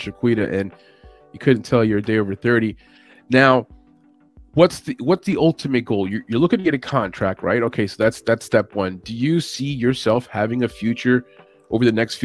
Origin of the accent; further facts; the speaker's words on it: New York City, New York, United States; I was born in Brooklyn